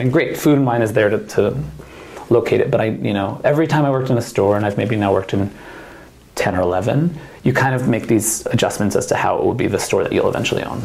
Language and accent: English; New Jersey, United States; moved away as an adult; now in Oregon, United States; I'm from New Jersey